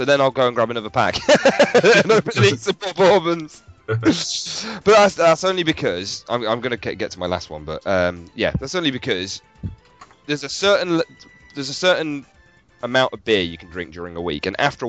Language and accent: English; United Kingdom; I'm British.